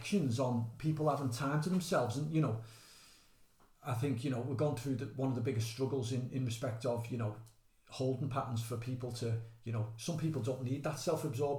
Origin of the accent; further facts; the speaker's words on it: Liverpool, North West England, United Kingdom; Within the culture of being a Scouser